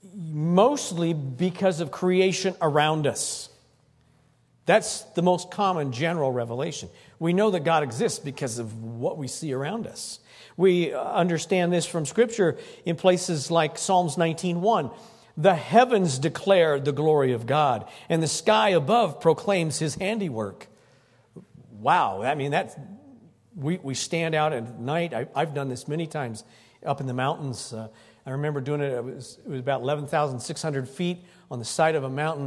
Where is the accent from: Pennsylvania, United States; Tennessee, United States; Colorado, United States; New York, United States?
Colorado, United States; Greeley; I was born in Greeley. Fourth generation born in Greeley.